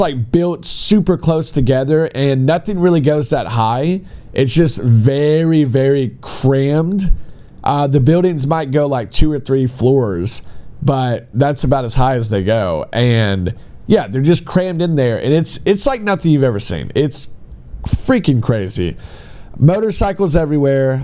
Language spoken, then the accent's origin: English; United States; moved away as an adult; now in China; being an American